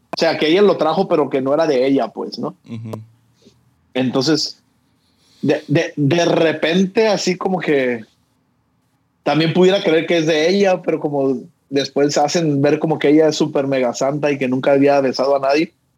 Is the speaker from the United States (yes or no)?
no; Mexico; somos los mexicanos